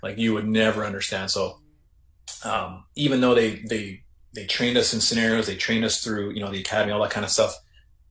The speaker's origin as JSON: {"language": "English", "town": "Kenora", "region": "Ontario", "country": "Canada", "tie": "born or raised there", "said": "I was going to be working in my hometown of Kenora"}